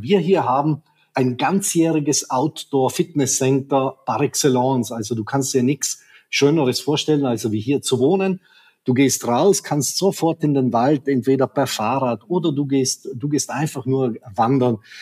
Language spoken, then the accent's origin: German; South Tyrol, Trentino-Alto Adige, Italy; also born or lived in Black Forest; now in Germany; Ich komme aus Südtirol, bin hineingeboren in eine Welt.